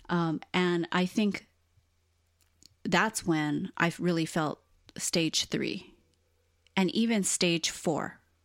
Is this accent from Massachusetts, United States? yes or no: no; Hawaii, United States; born and raised in Hawaii